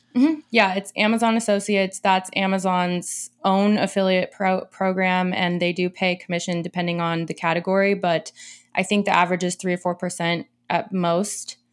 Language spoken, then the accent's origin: English; Portland, Oregon, United States; I'm from Central Oregon, but I've been raised in Portland pretty much my whole life